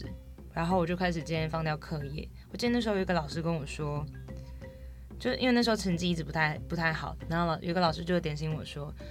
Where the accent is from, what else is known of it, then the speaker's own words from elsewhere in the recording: Hualien County, Taiwan; 我是来自太棒部落和安通部落的阿美族